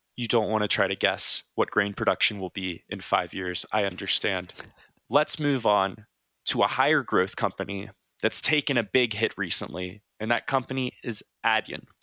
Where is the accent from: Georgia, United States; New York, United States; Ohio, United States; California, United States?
Ohio, United States; Southern; growing up in Southern Ohio